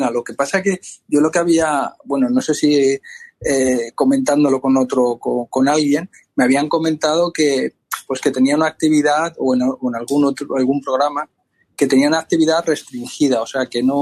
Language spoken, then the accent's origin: Spanish; Madrid, Community of Madrid, Spain; yo soy de Madrid